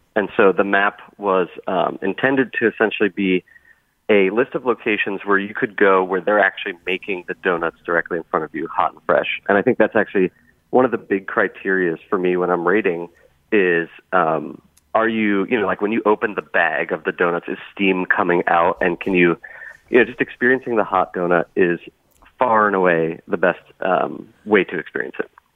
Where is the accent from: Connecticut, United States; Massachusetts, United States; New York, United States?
Connecticut, United States; Bethel; now in Boston, United States; I grew up near Blue Jay Orchards uh, in Bethel, and so we went there all the time